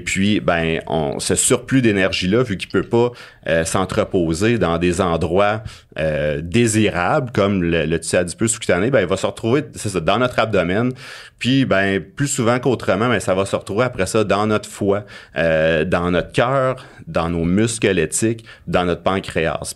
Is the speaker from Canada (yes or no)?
yes; Abitibi, Quebec, Canada; J'ai grandi en Abitibi